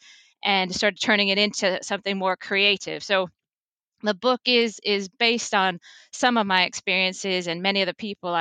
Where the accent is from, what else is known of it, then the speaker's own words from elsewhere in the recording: the Midwest of the United States, United States; moved away as an adult; you might be able to tell from my accent. I grew up in the Midwest of the United States